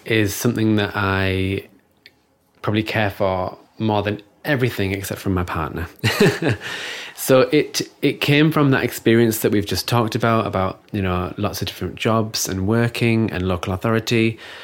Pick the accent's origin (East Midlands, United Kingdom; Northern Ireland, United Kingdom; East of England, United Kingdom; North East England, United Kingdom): North East England, United Kingdom; Stockton-on-Tees; moved away; also born or lived in Newcastle; I'm originally from Stockton, so that's Teesside, near Middlesbrough